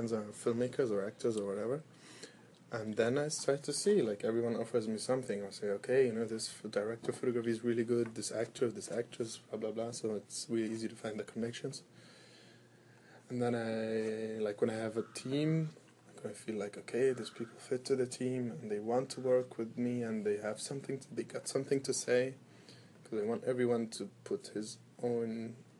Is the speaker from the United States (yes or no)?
no; Egypt; moved away as an adult; also born or lived in Germany; now in Berlin, Germany; I am half German, half Egyptian. I was born in Germany, grown up in Egypt.